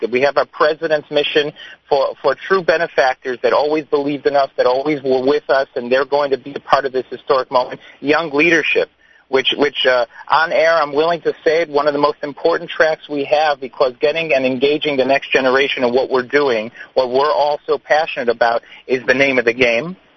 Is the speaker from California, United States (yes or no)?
no; Chicago, Illinois, United States; now in Israel; I myself, you hear my English, I sound like an American. It's because I am. And, and I moved 18 years ago from Chicago.